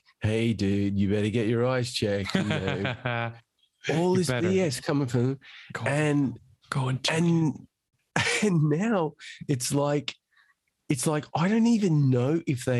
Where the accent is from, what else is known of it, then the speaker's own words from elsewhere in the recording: Australia; now in London, United Kingdom; I'm Australian originally